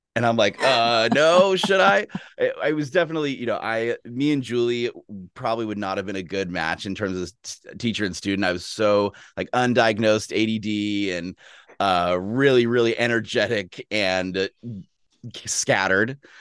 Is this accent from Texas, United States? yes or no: yes; Austin, Texas, United States; now in Seattle, United States; I grew up in Texas. I'm from Austin, Texas originally, and it's a big sports town.